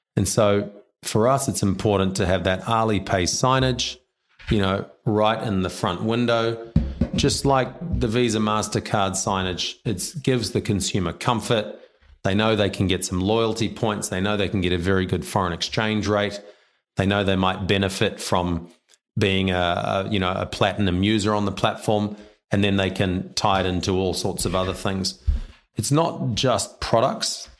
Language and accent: English; New Zealand; also born or lived in China; now in Australia; I'm a Kiwi.